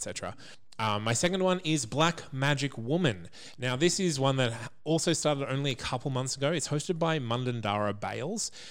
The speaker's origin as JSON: {"language": "English", "country": "Australia", "said": "as an Australian person myself"}